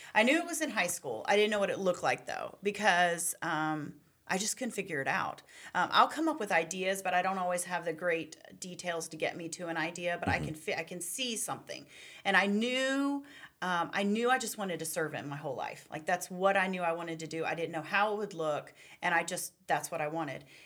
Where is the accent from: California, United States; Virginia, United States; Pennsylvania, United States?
Virginia, United States; Charlottesville; I grew up in Charlottesville, Virginia